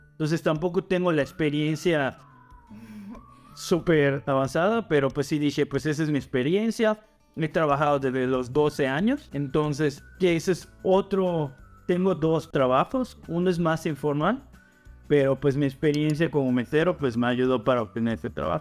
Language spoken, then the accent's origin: Spanish; Mexico; moved away as an adult; now in Canada; yo soy de México